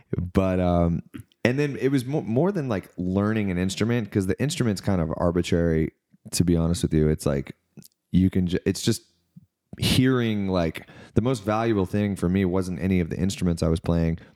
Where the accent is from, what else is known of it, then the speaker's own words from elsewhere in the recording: Knoxville, Tennessee, United States; also born or lived in Florida / Mississippi; I grew up in Knoxville, Tennessee, so, like, east of Nashville